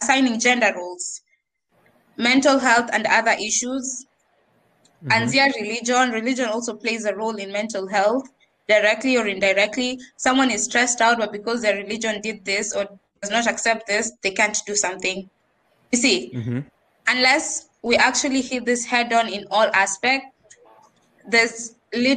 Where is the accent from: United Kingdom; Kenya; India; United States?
Kenya; accent: Bunyore, Nairobi, Kenyan; moved away as an adult; I have this accent. Ya Bunyore, ya Nairobi, ya being just Kenyan